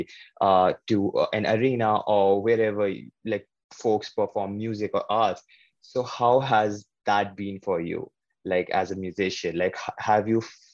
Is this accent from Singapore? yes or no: no; India; as a South Asian filmmaker, as an Indian filmmaker